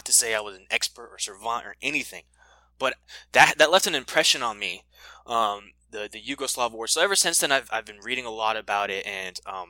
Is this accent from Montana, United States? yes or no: no; Austin, Texas, United States; also born or lived in Panama; originally my family's from Panama, and I was born here in Austin